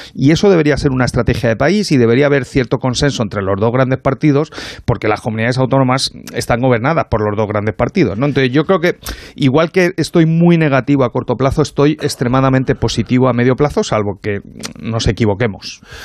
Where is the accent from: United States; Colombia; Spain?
Spain; los españoles